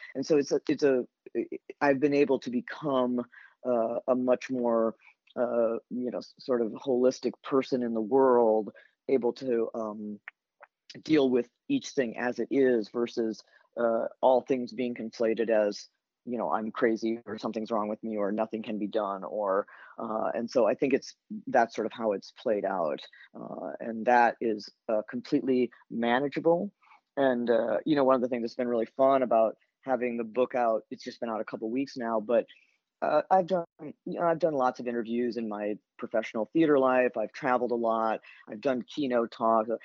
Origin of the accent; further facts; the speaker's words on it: Elkhart, Indiana, United States; now in Boston, United States; growing up in Elkhart